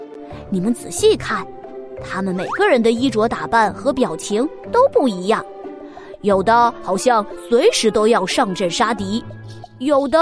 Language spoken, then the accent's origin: Chinese; Shaanxi, China; ，也是今天的小导游哦。